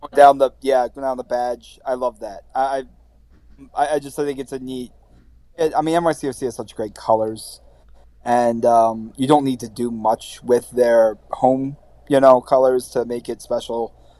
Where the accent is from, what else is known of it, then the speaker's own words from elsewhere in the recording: Baltimore, Maryland, United States; moved away as an adult; now in New York, United States; I'm from Baltimore